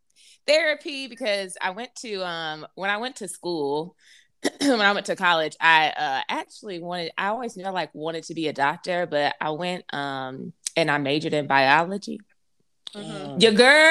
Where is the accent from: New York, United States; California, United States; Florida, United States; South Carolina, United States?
South Carolina, United States; Greenville; I'm from Greenville, South Carolina.